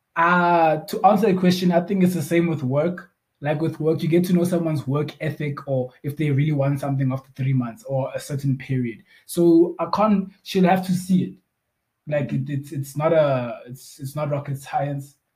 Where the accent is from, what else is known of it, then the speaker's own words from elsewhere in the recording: Bloemfontein, Free State, South Africa; also born or lived in Cape Town; I'm also from Bloemfontein originally. Um, I, were, I had a gap when I was not in Bloemfontein. Um, I was actually in Cape Town